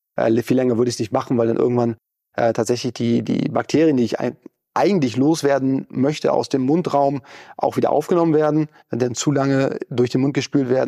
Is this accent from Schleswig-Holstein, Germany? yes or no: yes; Lübeck, Schleswig-Holstein, Germany; now in Hamburg, Germany; ich komme ursprünglich aus Lübeck, also mehr oder weniger direkt von der Ostseeküste